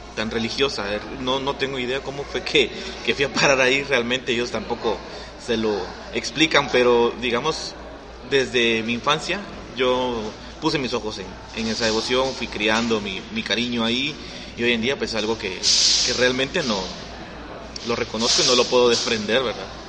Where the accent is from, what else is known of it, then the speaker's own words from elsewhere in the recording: Guatemala City, Guatemala Department, Guatemala; yo crecí en El Gallito, o sea, yo viví 20 años de mi vida ahí